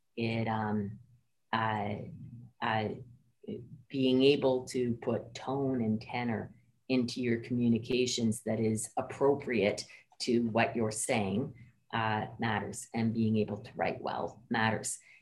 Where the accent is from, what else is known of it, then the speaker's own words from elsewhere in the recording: Ottawa, Ontario, Canada; also born or lived in Antigonish, Nova Scotia; I grew up in Ottawa, um, but my parents were both from the Maritimes